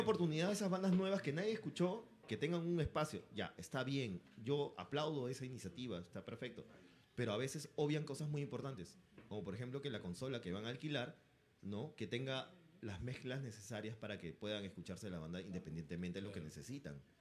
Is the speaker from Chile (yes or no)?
no; Peru; como peruanos que somos